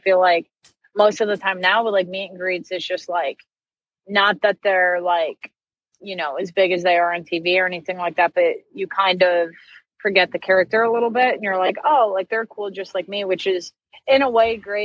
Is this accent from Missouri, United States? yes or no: no; New York, United States; moved away as an adult; now in Kentucky, United States; I grew up in New York, the closest like bigger city we had, Binghamton, New York